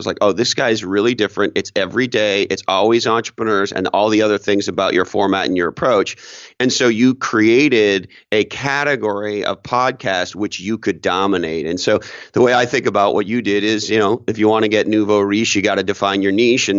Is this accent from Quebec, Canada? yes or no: yes; Montreal, Quebec, Canada; now in Toronto, Canada; So I was a young entrepreneur working on my second startup, living in Toronto, Canada. I grew up in Montreal